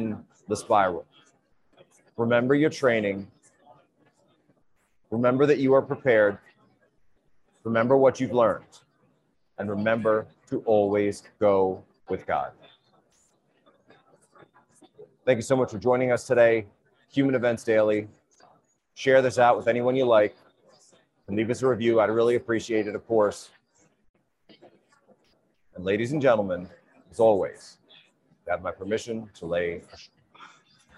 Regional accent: United States; We are the American people

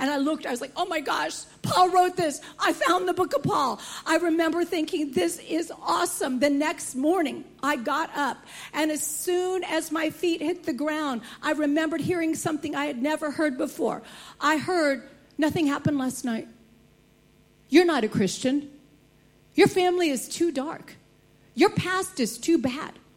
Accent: United States; Growing up in America, I had never heard the gospel

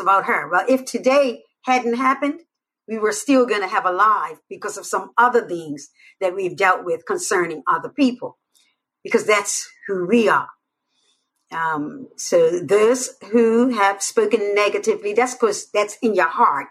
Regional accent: Bermuda; I'm from Bermuda.

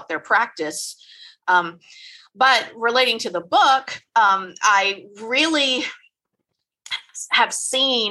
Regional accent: Memphis, Tennessee, United States; I am from Memphis

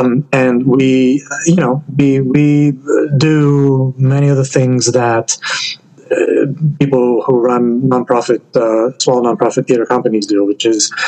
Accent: Greece; moved away as an adult; now in United States; I grew up in Greece, but all my adult life has been in the United States.

